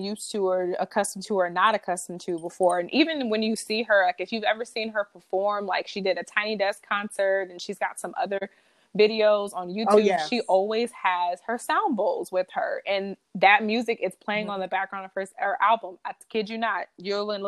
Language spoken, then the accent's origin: English; Detroit, Michigan, United States; moved away as an adult; also born or lived in Washington, D.C. area (DMV) / New York / California; I'm from Detroit